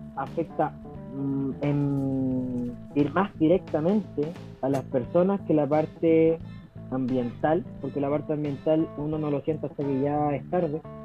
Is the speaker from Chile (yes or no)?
yes; Chile; vivimos como chilenos